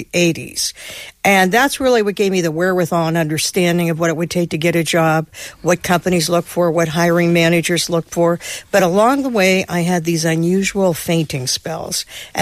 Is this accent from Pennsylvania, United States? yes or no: yes; Pittsburgh, Pennsylvania, United States; my hometown, which is Pittsburgh, Pennsylvania